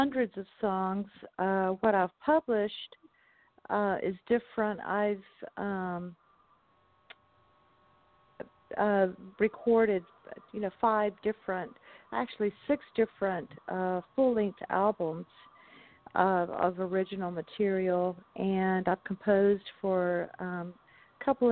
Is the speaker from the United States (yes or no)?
yes; the South, United States; I grew up in the South